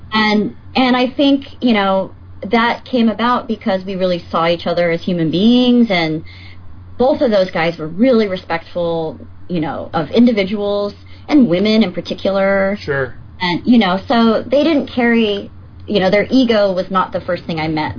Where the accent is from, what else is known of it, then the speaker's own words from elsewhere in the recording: Northern California, United States; also born or lived in Los Angeles, California / Chico, California; I'm from California. I was born